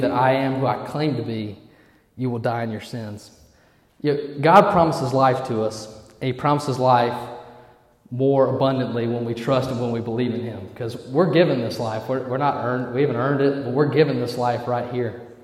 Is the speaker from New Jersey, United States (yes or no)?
no; Eufaula, Alabama, United States; I'm from Eufaula, Alabama. Yeah, that's E Town